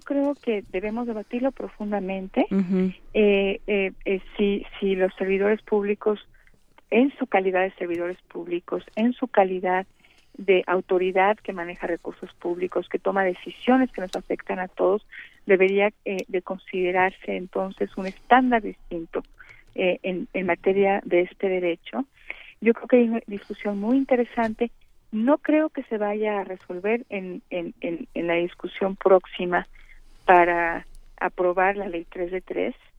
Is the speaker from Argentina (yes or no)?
no; Mexico; los mexicanos sintamos que estamos avanzando